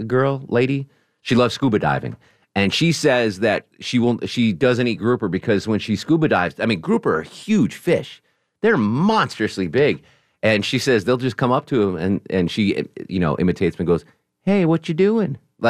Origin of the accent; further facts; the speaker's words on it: New England, United States; now in Atlanta, United States; Growing up in New England, you know, I loved the New England beaches.